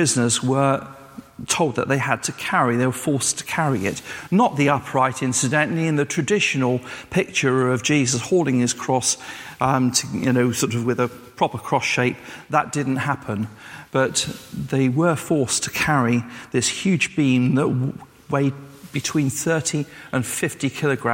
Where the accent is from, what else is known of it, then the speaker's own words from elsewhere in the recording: England, United Kingdom; also born or lived in Wales; I was born and bred in England, that I was English